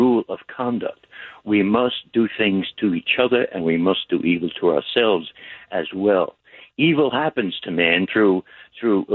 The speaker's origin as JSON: {"language": "English", "town": "New York City", "region": "New York", "country": "United States", "said": "I'm from the streets of the South Bronx"}